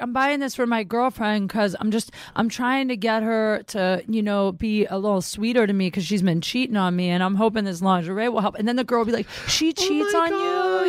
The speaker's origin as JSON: {"language": "English", "region": "Ohio", "country": "United States", "said": "I'm from Ohio."}